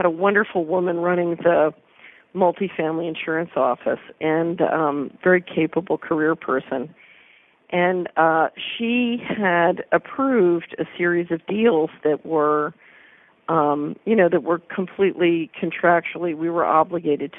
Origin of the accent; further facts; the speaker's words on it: Philadelphia, Pennsylvania, United States; now in Memphis, United States; I'm an American. I grew up in Philadelphia and lived and traveled around the world and then came back to the States